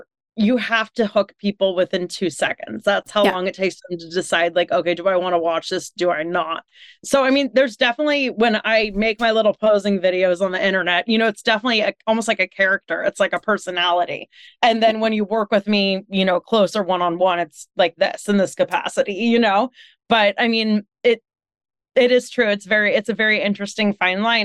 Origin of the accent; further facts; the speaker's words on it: California, United States; moved away as an adult; also born or lived in New York; I moved back from New York to California in 2019 to help take care of my parents. So that's why I'm like, you know, back home in California instead of living in New York